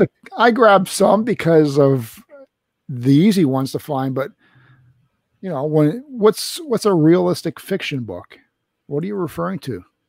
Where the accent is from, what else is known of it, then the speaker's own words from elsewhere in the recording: Canada; as a Canadian